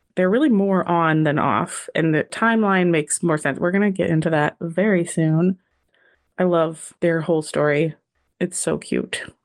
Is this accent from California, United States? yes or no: yes; California, United States; me being from California, having a cowboy festival in my hometown every freaking year